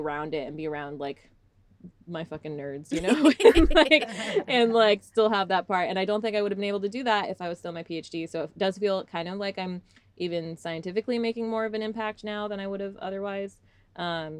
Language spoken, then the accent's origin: English; Salt Lake City, Utah, United States; also born or lived in Texas; I was born in Texas, but I grew up in Utah since I was like about four